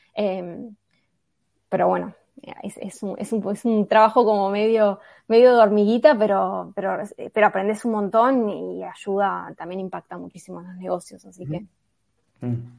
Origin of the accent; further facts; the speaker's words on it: Buenos Aires, Argentina; soy de Buenos Aires